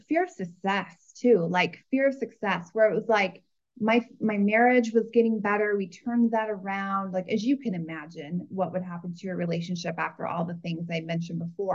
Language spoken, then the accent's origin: English; Iowa, United States; I grew up in a farm in Iowa